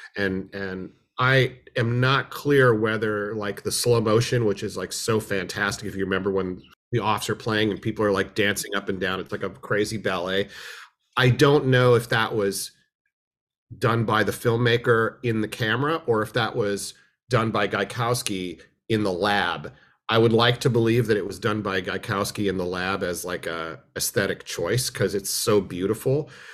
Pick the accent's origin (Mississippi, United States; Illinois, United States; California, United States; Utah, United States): California, United States; Berkeley; also born or lived in New York; I was born in New York. My whole family's from New York on both sides, but I moved here in nineteen seventy when I was two. So I am effectively a, a, a Berkeley native, effectively speaking